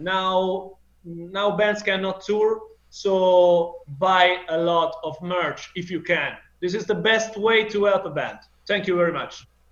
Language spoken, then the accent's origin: English; Italy